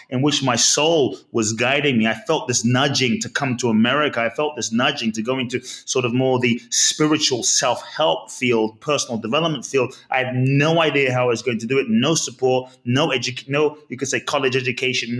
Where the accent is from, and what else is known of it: London, United Kingdom; born or raised there; also born or lived in Ghana